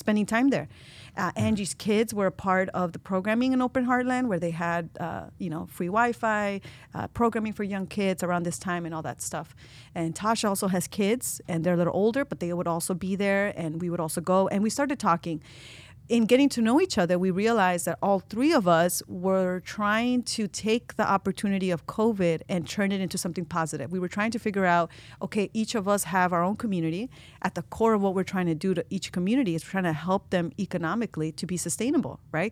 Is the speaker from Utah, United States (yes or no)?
no; Chicago, Illinois, United States; first language Spanish; English is a second language; moved away as an adult; now in Iowa City, United States; I was, uh, born and raised in Chicago, Belmont Craigan, west side of the city. That's the neighborhood I grew up